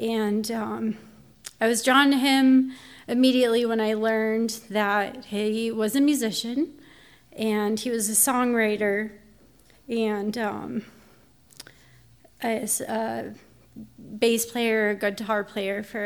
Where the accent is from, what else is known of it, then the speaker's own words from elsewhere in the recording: Pueblo, Colorado, United States; when I grew up, I lived on Brookfield Lane in Pueblo, Colorado